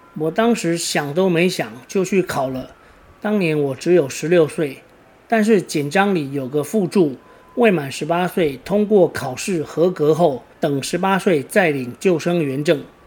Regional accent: Taiwan; 我老家就在台七一线的起点

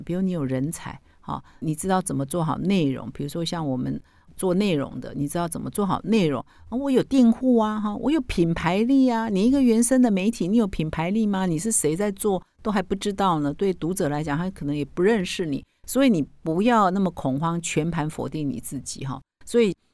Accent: Taiwan; 我们台湾人可能不太熟悉

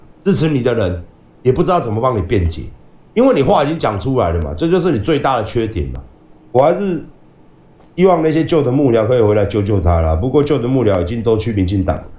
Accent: Taiwan; 身为一个台湾人，你的底线到底在哪里？

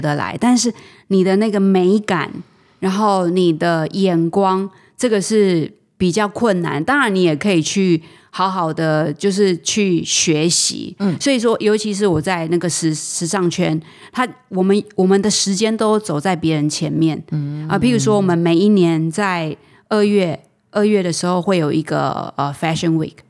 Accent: Taitung County, Taiwan; moved away; 我来自台东嘛，我是嗯。一个乡下孩子

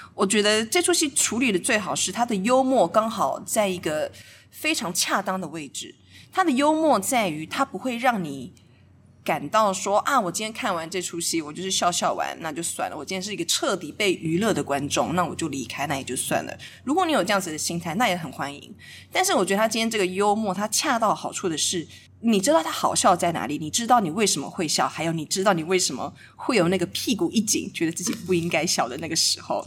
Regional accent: Hualien, Hualien County, Taiwan; 我是在花莲从小就长大的

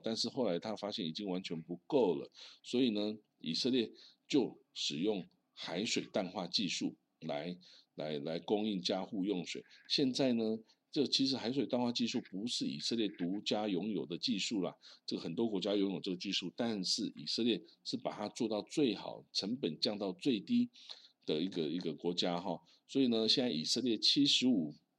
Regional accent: Changhua County, Taiwan; 因为这我家乡是彰化啊

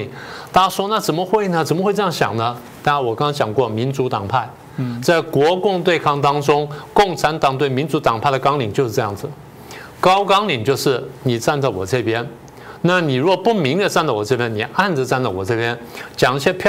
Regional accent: Taiwan; 我们台湾人想这个问题想得很清楚。

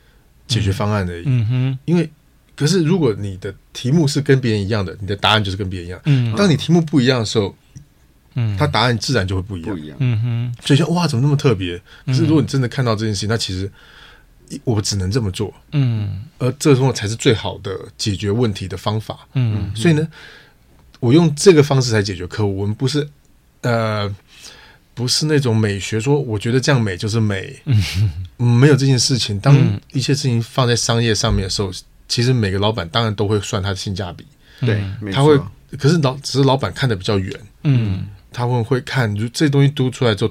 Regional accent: Taiwan; 就欧洲欧美有他们的习惯，我们台湾人有台湾的习惯，大陆有他的习惯

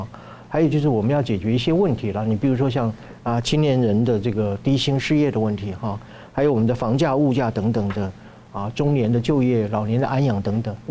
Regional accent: Taiwan; 所以我们台湾人一定要看清这个国际情势的主旋律啊，同时要啊重视我们台湾地位的重要性啊。

